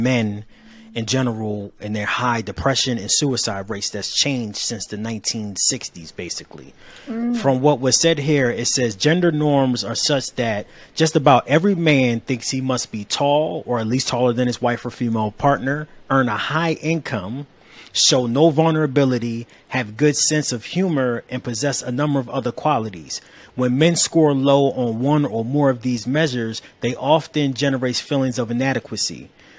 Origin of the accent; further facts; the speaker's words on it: Cleveland, Ohio, United States; now in Atlanta, United States; we relocated from Cleveland, Ohio to Atlanta.